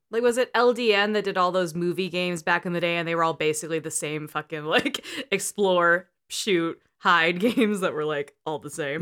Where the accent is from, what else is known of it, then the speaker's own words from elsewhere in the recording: El Cerrito, California, United States; I had a Chuck E. Cheese down the street from me growing up in El Cerrito